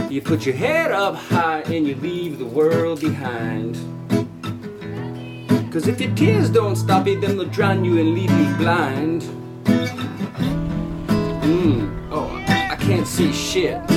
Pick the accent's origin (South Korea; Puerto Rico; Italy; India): Italy; English is a second language; now in Chile; I'm from Italy and we